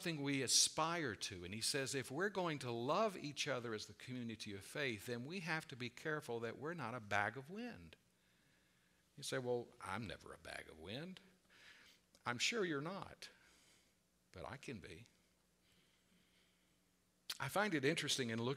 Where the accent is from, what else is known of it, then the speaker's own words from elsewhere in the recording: the South, United States; I was raised in the South